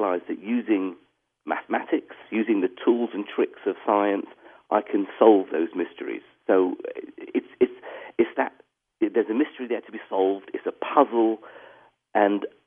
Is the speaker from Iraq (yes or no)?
yes; Iraq; first language English; moved away; also born or lived in Baghdad; I grew up in Iraq at a time when, you know, life was easier